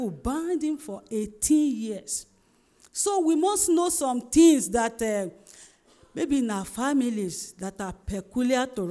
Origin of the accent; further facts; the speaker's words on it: Ondo, Nigeria; I'm from Ondo State